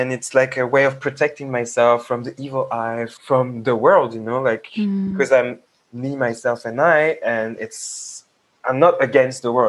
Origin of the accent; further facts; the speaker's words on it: Paris, Île-de-France, France; being a young Black Senegalese, half Senegalese, half Togolese, growing up in France